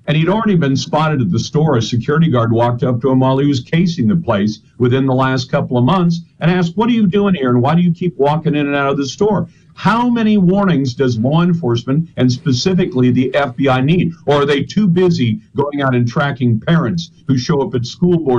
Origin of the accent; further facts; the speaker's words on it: Taiwan; born there; I was born in Taiwan because my mom and dad were in the U.S. Navy, and my dad was deployed at that time, and my mom went to join him.